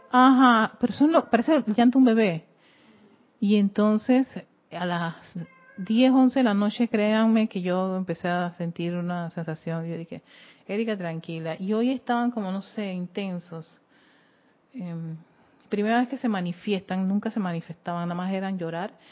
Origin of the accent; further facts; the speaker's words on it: Panama; y yo soy de Panamá Norte.